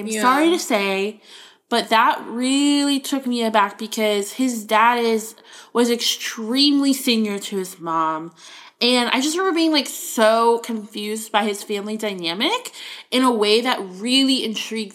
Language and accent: English; Florida, United States; I grew up in Florida